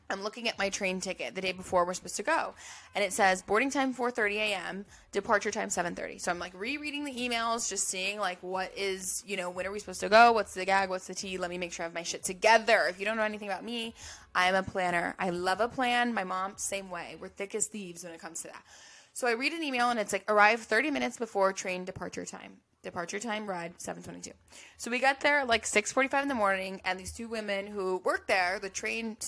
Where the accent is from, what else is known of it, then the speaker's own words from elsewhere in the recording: United States; as an American